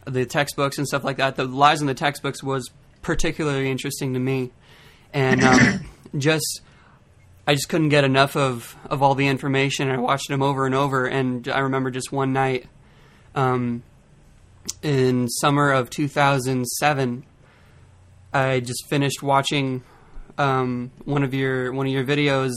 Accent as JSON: {"language": "English", "town": "Redmond", "region": "Oregon", "country": "United States", "said": "We're from Redmond, Oregon"}